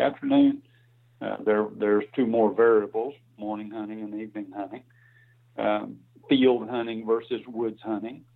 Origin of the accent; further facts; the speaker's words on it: Alabama, United States; I grew up on a farm in Alabama and went to school. Did all my education in Alabama.